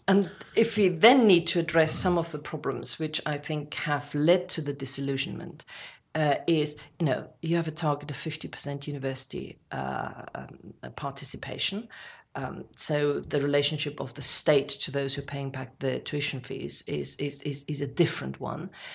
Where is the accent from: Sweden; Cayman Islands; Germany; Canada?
Germany; now in United Kingdom; someone like me who was born in Germany, I would never say I'm English, uh, but I, I very easily can say British